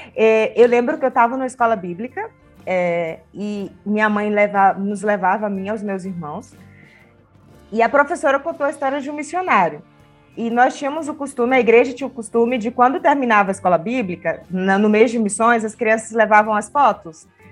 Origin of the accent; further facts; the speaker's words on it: Pará, Brazil; moved away as an adult; now in Lima, Peru; eu sou brasileira, paraense e atualmente missionária em Lima, Peru